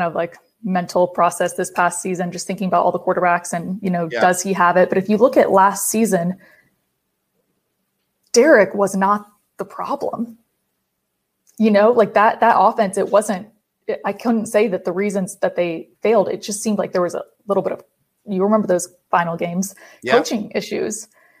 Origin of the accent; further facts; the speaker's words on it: Atlanta, Georgia, United States; I'm originally from Atlanta. So I obviously like going to Atlanta because I'm able to see my family.